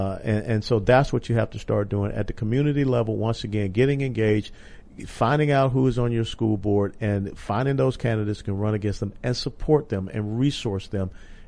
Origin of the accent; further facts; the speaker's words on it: Texas, United States; I'm a Texan and I'm an American.